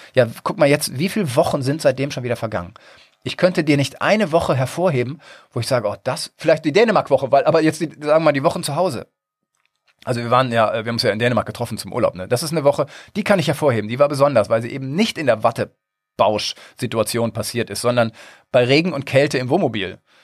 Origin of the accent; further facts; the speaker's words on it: Northern Germany, Germany; bin ja Norddeutscher